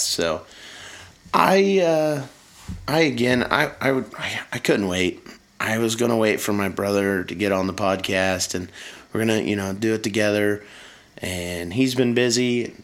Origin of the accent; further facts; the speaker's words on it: Indiana, United States; I'm from Indiana